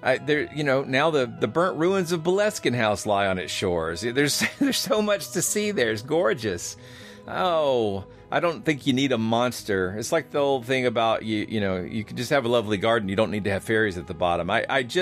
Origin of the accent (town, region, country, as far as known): Georgia, United States